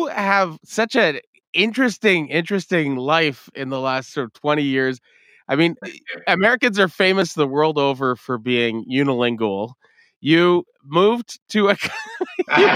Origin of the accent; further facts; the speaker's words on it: Montreal, Quebec, Canada; the working class neighborhood that I grew up in Verdun